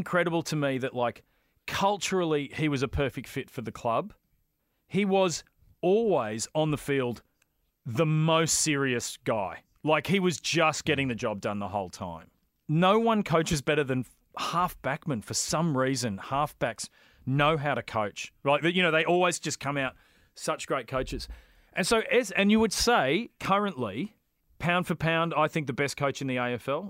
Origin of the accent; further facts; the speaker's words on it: Brighton, Victoria, Australia; I grew up in Brighton